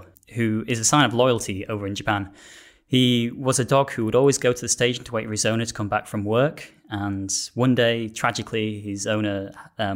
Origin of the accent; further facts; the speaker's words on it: Yorkshire and the Humber, United Kingdom; moved away as an adult; now in South of England; I am originally from Yorkshire